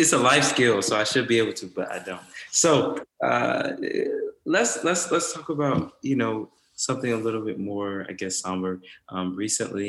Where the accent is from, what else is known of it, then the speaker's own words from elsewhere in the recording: South Carolina, United States; I'm from South Carolina, so we eat soul food